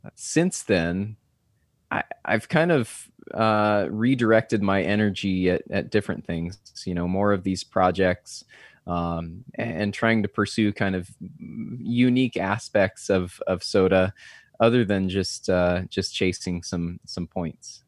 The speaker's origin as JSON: {"language": "English", "region": "Southern California", "country": "United States", "tie": "born or raised there", "lives_now": "San Diego, United States", "said": "I grew up in Southern California"}